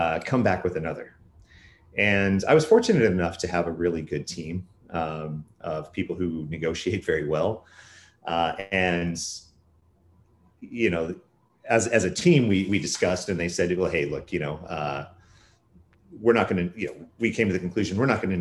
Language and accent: English; Silicon Valley, California, United States; moved away as an adult; now in Vancouver, Canada; I was born and raised pretty much in Silicon Valley and moved to Canada in 2007